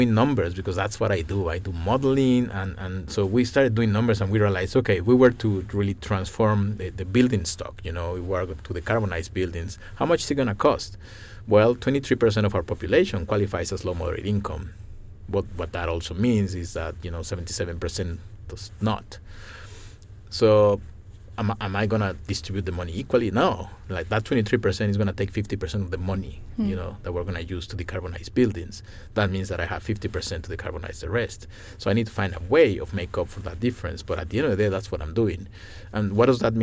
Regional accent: Mexico; now in Ithaca, United States; I come from Mexico

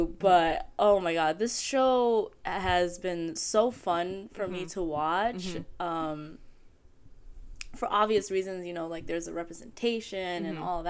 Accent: New York City, New York, United States; I grew up in East New York.

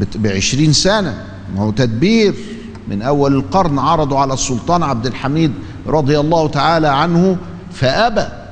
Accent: Egypt; عندنا في مصر

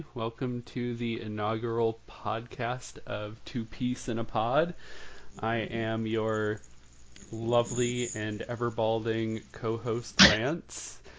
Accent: Massachusetts, United States; now in Virginia, United States; I'm from Massachusetts, but I am a nomad. I've lived all over the place

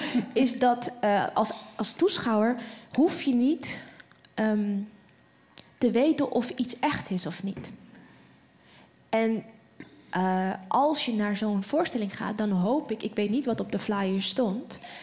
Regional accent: Netherlands; ons als Nederlanders

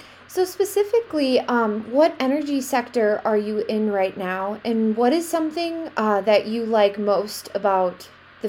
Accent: Wisconsin, United States; moved away; I grew up in Wisconsin

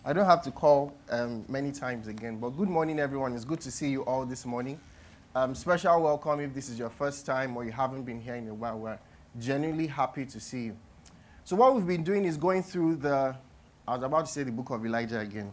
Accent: Nigeria; as a Nigerian

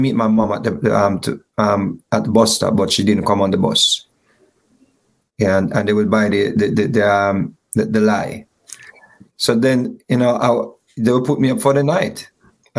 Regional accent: Saint Andrew, Jamaica; also born or lived in Kingston, Jamaica; I was born in Kingston and left Kingston at a tender age. To the hills of St. Andrew

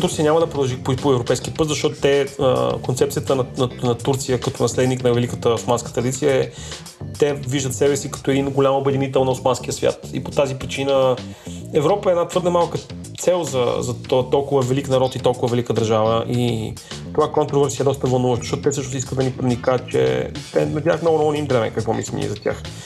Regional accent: Bulgaria; сме българи

